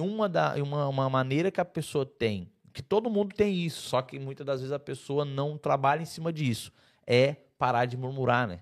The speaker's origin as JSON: {"language": "Portuguese", "region": "Santa Catarina", "country": "Brazil", "said": "eu sou eu sou de Santa Catarina"}